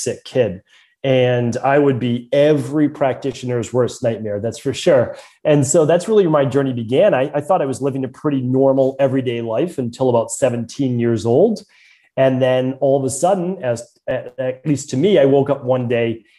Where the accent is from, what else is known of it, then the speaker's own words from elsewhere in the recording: Medford, Massachusetts, United States; accent: Boston; growing up in Medford, Massachusetts